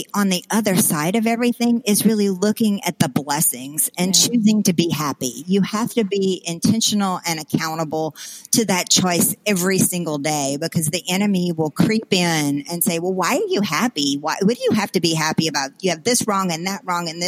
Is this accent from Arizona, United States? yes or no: no; South Louisiana, United States; growing up in South Louisiana in a very, very small town